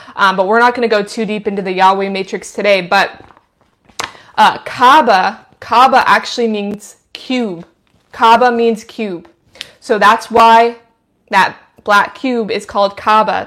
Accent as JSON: {"language": "English", "region": "Idaho", "country": "United States", "said": "I'm from Idaho. I'm not from big cities"}